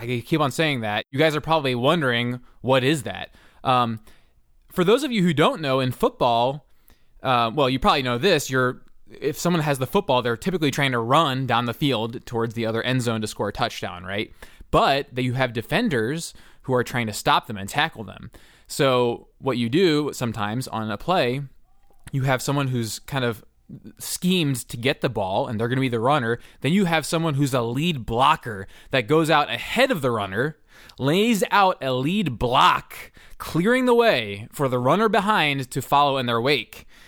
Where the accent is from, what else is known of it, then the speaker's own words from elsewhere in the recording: Philadelphia, Pennsylvania, United States; now in Los Angeles, United States; I'm from Philadelphia